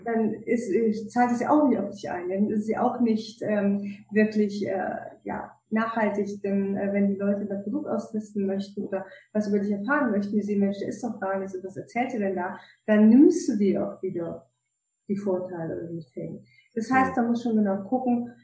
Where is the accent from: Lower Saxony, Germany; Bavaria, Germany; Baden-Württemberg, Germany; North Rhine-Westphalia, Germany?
North Rhine-Westphalia, Germany; Cologne; moved away; ich komme eigentlich aus Köln, ne? Rheinländer